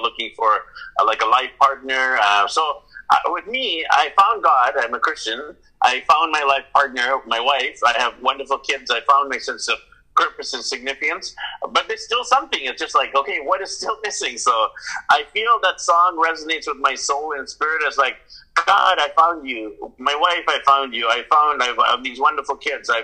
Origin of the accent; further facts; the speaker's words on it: Vancouver, British Columbia, Canada; moved away as an adult; my hometown of Vancouver, BC, Canada